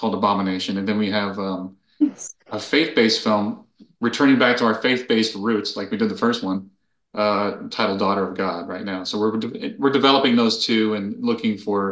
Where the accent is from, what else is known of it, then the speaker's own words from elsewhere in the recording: Miami, Florida, United States; moved away; also born or lived in Los Angeles, United States; I'm from Miami originally. That's my hometown